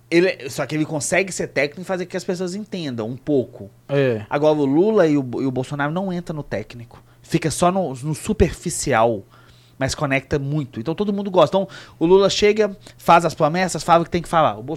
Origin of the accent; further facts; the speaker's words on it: Minas Gerais, Brazil; Porque a gente é mineiro, eles também devem achar